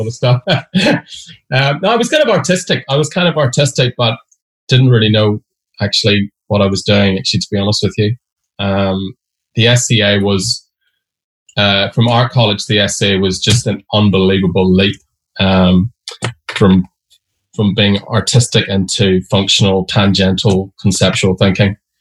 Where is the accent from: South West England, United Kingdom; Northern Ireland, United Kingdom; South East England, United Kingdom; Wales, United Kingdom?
Northern Ireland, United Kingdom; Derry; moved away as an adult; I grew up in Derry or Londonderry, depending on your religion